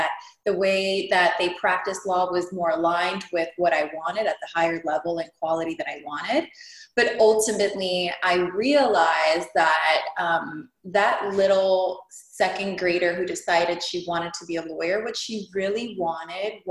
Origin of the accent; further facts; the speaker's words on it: Hialeah, Florida, United States; also born or lived in Cuba; I immigrated from Cuba when I was 4. My dad was a political prisoner. We landed in Hialeah, never left